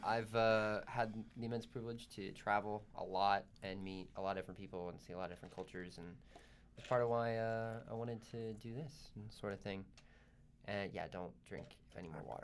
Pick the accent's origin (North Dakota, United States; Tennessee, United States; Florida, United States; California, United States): Tennessee, United States; Dayton; I'm from Dayton, Tennessee, but it's thirty minutes north of Chattanooga